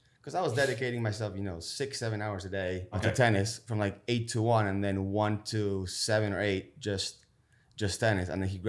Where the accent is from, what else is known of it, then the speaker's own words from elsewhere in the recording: Buenos Aires, Argentina; Originally from Buenos Aires, Argentina.